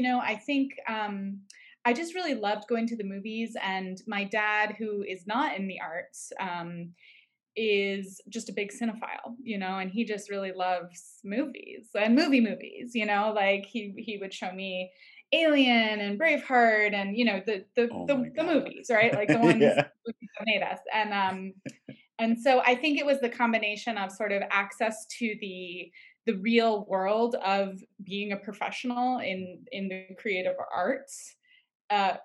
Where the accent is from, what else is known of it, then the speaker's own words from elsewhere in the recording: New York, United States; now in Los Angeles, United States; I'm from New York originally